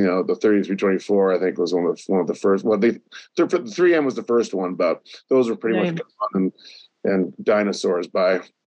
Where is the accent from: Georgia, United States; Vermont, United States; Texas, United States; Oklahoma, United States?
Vermont, United States; moved away as an adult; I grew up in Vermont. So I grew up in a small little town.